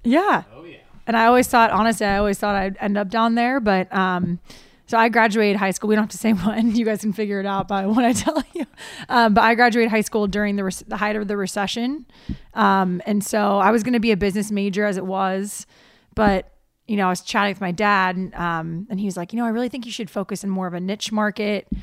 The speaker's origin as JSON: {"language": "English", "region": "Ohio", "country": "United States", "moved": "yes", "said": "I'm from Ohio originally"}